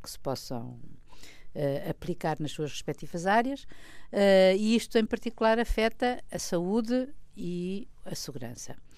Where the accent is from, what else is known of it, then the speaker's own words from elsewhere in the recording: Portugal; eu como portuguesa